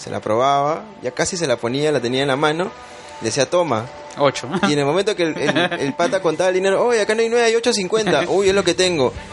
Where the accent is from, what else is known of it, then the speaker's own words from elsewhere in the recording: Peru; somos peruanos, acá